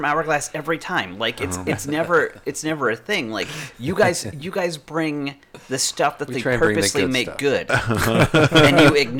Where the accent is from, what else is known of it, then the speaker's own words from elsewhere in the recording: Massachusetts, United States; now in Florida, United States; I'm from Massachusetts, and I have never been able to say that word well.